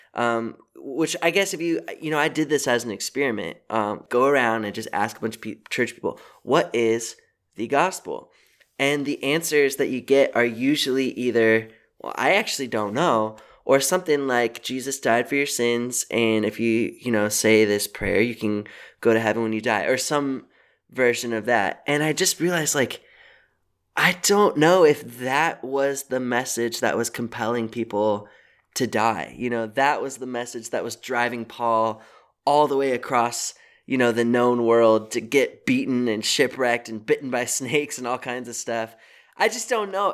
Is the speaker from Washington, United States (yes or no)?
yes; Seattle, Washington, United States; I'm from Seattle